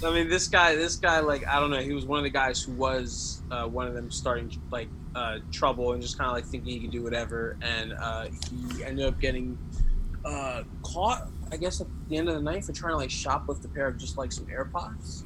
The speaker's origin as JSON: {"language": "English", "town": "Carteret", "region": "New Jersey", "country": "United States", "tie": "born or raised there", "said": "I grew up in Carteret, um, more like North Jersey near like Jersey City, Elizabeth area"}